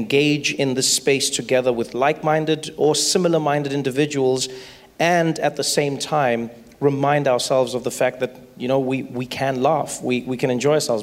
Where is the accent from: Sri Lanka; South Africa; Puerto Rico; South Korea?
South Africa; I grew up in South Africa